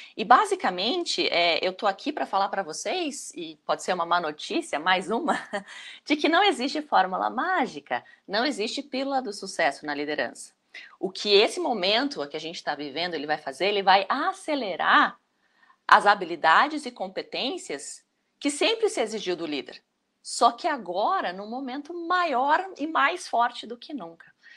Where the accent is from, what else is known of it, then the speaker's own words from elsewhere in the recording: Brazil; Nós, como brasileiros